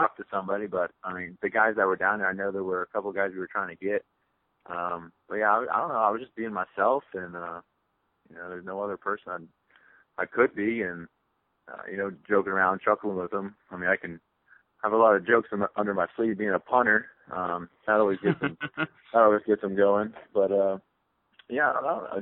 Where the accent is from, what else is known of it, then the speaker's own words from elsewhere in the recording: Cincinnati, Ohio, United States; growing up in Cincinnati, being 2 hours away